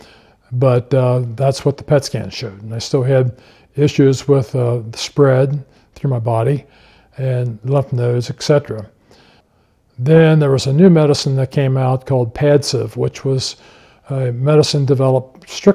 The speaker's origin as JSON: {"language": "English", "town": "Cold Spring", "region": "Kentucky", "country": "United States", "tie": "born or raised there", "said": "I grew up in Cold Spring, Kentucky, and my family was a Christian family"}